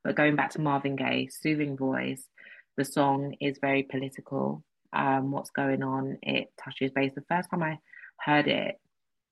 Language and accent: English; United Kingdom; being British, which is something that I do identify as